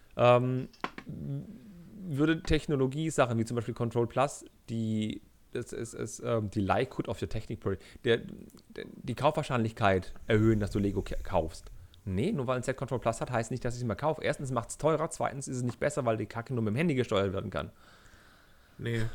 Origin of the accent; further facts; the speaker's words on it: Germany; ich als Deutscher